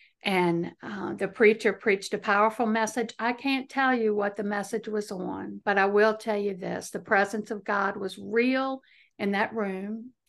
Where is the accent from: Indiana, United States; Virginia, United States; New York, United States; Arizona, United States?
Virginia, United States; Chesterfield; No, I'm from Virginia. I live in Central Virginia, a little county. Well, it's not so little, called Chesterfield. It's right outside of Richmond, Virginia.